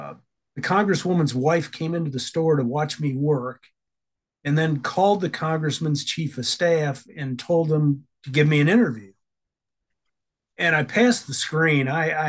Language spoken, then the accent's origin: English; Illinois, United States; also born or lived in Alabama / Idaho / Maryland; I was born in Tuscaloosa, Alabama, raised in Illinois and Idaho, and then when I was 18 years old, made my way to Maryland.